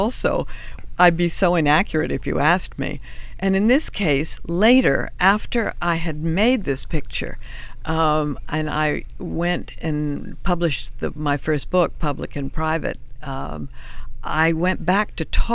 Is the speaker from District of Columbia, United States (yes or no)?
yes; Washington, District of Columbia, United States; I was from Washington